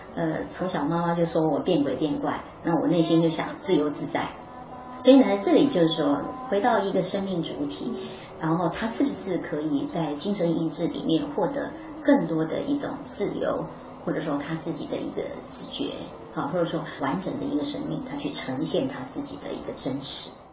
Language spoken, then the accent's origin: Chinese; Miaoli County, Taiwan; first language Hakka; Chinese is a second language; 我是台湾苗栗的客家人。那当然长城的一个过程里面，大概都是在客家庄、客家地区，母语，呃，也是客家话